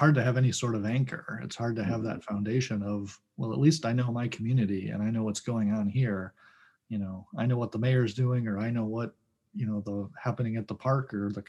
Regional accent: Detroit, Michigan, United States; now in West St. Paul, United States; I grew up in the Detroit area, and we read the Detroit Free Press too

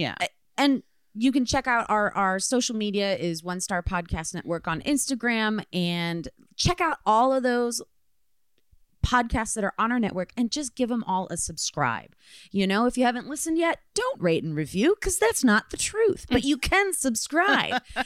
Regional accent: Midwest, United States; moved away; I am from the Midwest

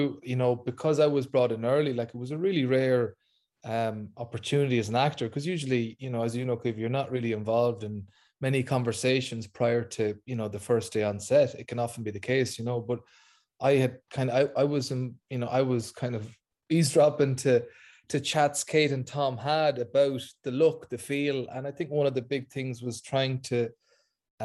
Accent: Ireland; as an Irish person

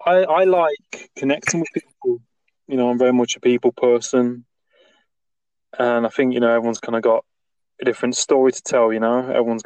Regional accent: Nottingham, East Midlands, United Kingdom; moved away as an adult; also born or lived in south coast of England; I'm originally from Nottingham, like Robin Hood, like where Robin Hood's originated from. So I lived there for about 19 years, and then my family moved down to like the south coast, like the kind of beach kind of part of England.

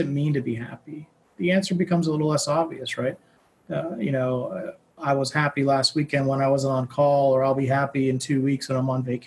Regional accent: Pittsburgh, Pennsylvania, United States; also born or lived in New York City; I grew up in Pittsburgh, and I did my undergrad at Carnegie Mellon here

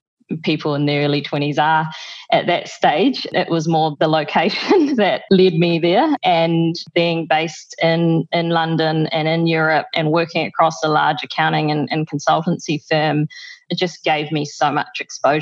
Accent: Waikato, New Zealand; moved away as an adult; now in Singapore; I grew up in the Waikato

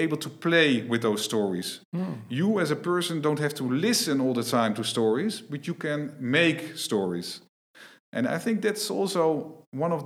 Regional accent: Netherlands; I'm from the Netherlands.

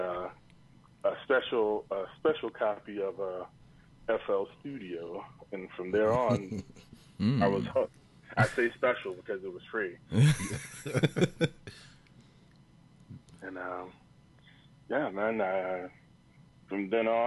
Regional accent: Roosevelt, New York, United States; moved away; Originally, I am from Long Island, New York

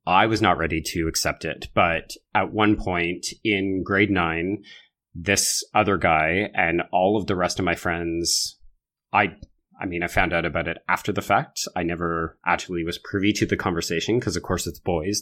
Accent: Alberta, Canada; I grew up in Alberta

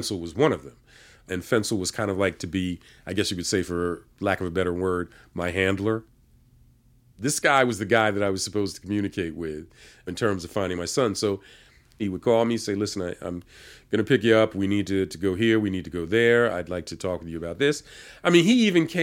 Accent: Philadelphia, Pennsylvania, United States; I'm being from Philly

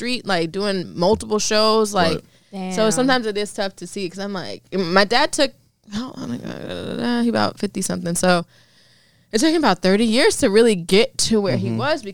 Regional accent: Mount Vernon, New York, United States; also born or lived in Hollywood; now in Los Angeles, United States; I'm from Mount Vernon

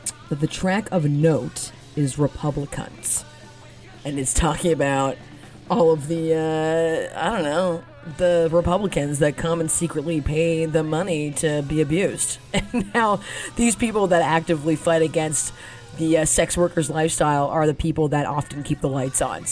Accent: Toronto, Ontario, Canada; I'm Canadian. I'm from Toronto. I gotta rep the hood

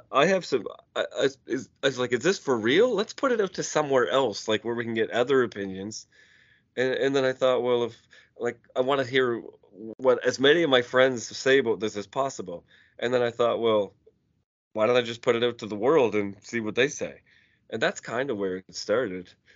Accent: Cole Harbour, Nova Scotia, Canada; I grew up on Cole Harbour. I grew up in Sidney Crosby community

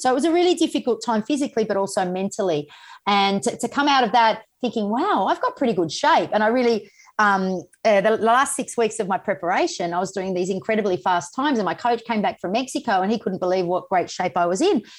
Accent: Sydney, New South Wales, Australia; the Olympic Games in my hometown

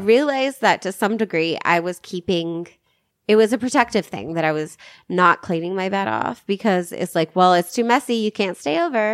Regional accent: Arkansas, United States; moved away; I'm from Arkansas

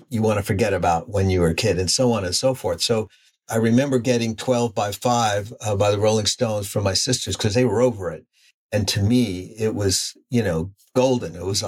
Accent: New York, United States; When you're a kid growing up in the States and in New York, I'd never seen that.

